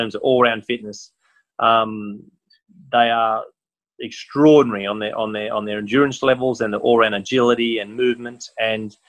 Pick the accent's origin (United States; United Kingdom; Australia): Australia; it was in my home country